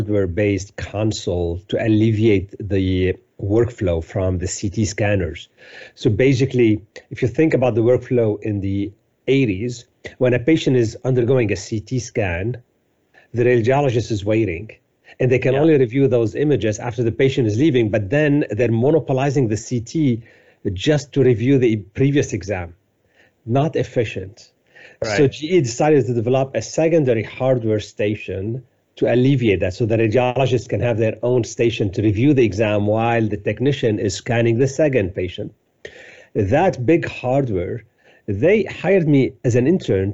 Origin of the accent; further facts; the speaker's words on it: Beirut, Beirut Governorate, Lebanon; moved away as an adult; also born or lived in Cyprus / France / Paris / Salt Lake City; I was born in Lebanon, in Beirut, in the late 60s. Unfortunately, the war started in Lebanon in 1975, and I was still at a young age. So I barely remember my life before war, basically. So I kind of grew up during the war in Lebanon.